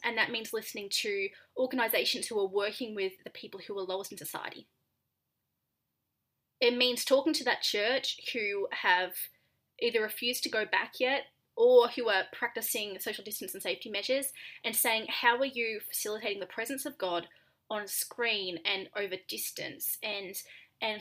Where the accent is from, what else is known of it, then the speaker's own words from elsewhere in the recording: Australia; now in United States; I'm Australian